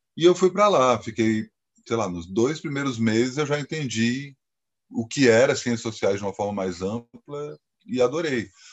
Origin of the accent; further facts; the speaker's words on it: Brasília, Federal District, Brazil; moved away as an adult; also born or lived in Campinas; eu sou de Brasília